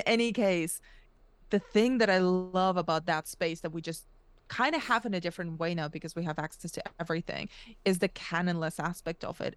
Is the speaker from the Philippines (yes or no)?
no; Spain; now in United Kingdom; I was moved to Spain as a very young kid and grew up in between two very, very radically different cultures, which is my parents are Russian, I grew up in Spain